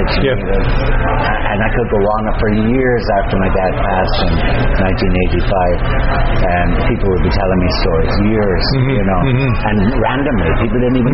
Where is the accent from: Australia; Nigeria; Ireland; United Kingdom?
Ireland; Galway, Connacht